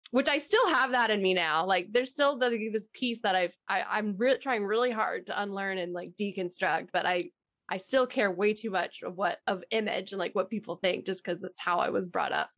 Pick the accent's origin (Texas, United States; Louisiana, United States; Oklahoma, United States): Texas, United States; I'm originally from Texas and born and raised